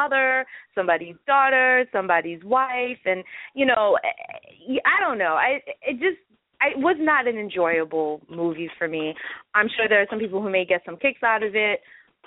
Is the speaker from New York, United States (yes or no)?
yes; New York, United States; I am a New Yorker and I was there when it happened